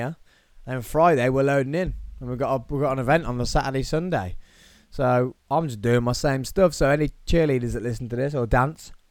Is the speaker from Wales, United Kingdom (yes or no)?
no; Tamworth, West Midlands, United Kingdom; in Tamworth, where I grew up, my hometown of Tamworth